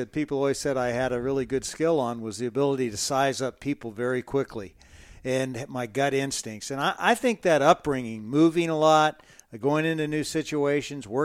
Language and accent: English; Midwest, United States; also born or lived in Dodge City; I grew up in the Midwest and all these little small towns. I'm probably the only guy you know who lived in Dodge City, Kansas twice, but you know I did.